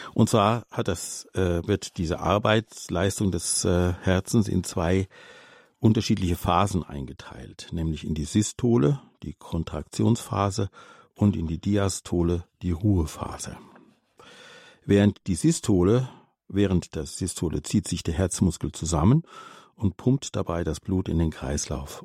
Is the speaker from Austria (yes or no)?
yes; Austria; als Österreicherin